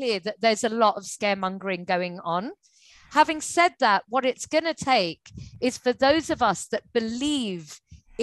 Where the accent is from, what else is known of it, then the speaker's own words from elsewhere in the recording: India; There are all these skills that we learn at home in India more so than any other country